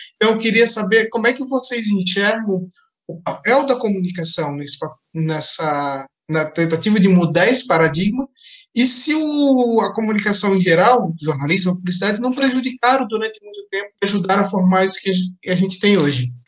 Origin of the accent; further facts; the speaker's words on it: Blumenau, Santa Catarina, Brazil; de onde eu venho, de Blumenau, Santa Catarina